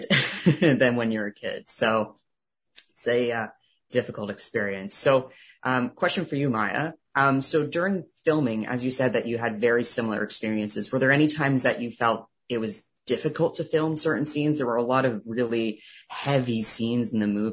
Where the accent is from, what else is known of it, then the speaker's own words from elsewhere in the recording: Truro, Nova Scotia, Canada; also born or lived in Halifax; I grew up in Truro, about 45 minutes outside of Halifax